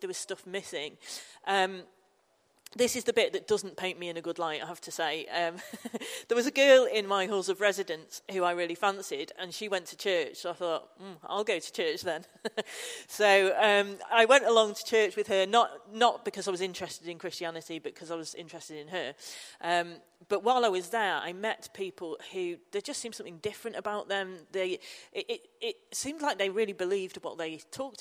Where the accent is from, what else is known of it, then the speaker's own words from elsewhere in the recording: Manchester, North West England, United Kingdom; now in Newcastle, United Kingdom; I live up in Newcastle, although I'm from Manchester originally.